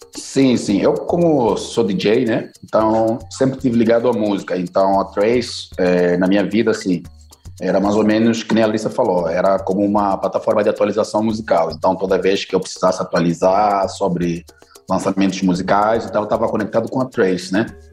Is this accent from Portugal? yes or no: no; Luanda, Luanda Province, Angola; now in Brazil; Eu nasci em Luanda, capital da Angola.